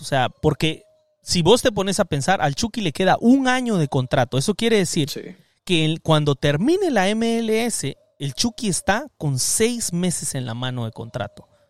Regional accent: Guatemala; now in Los Angeles, United States; soy Chapín

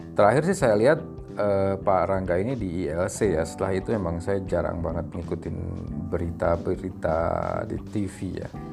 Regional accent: West Java, Indonesia; saya asli orang Sunda

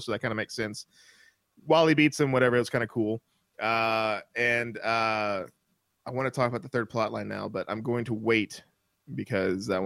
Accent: Mississippi, United States; I grew up in the South in Mississippi. I grew up Baptist in Mississippi

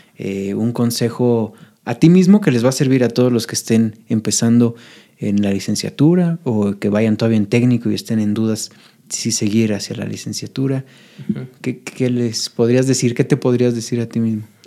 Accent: Michoacán, Mexico; now in Puebla, Mexico; yo soy michoacano y siempre le estoy tirando flores a mi, a mi tierra

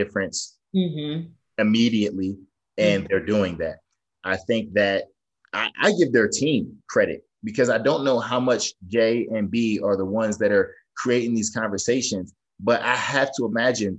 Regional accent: Northeast, United States; I'm from the Northeast

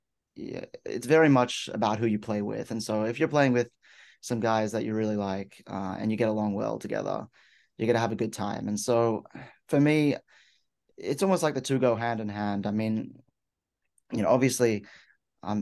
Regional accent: Sydney, New South Wales, Australia; moved away as an adult; now in Galesburg, United States; originally from Sydney, Australia.

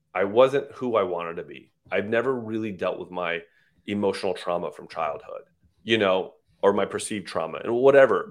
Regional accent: San Jose, California, United States; moved away as an adult; also born or lived in Iran / Texas / Las Vegas; My father moved here when I was about three or four

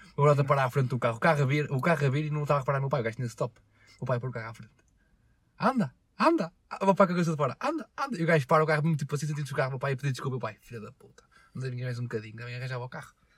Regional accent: Portugal; Eu nasci em Portugal

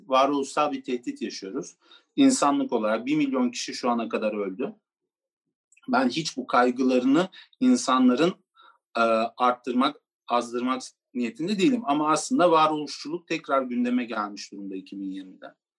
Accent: Turkey; Türkiye'de doğdum ben Gürcü

